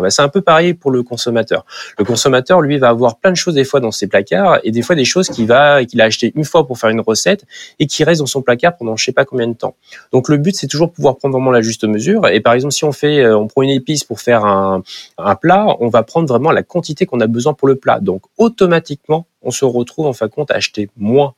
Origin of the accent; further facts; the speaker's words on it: Nantes, Pays de la Loire, France; en tant que Nantais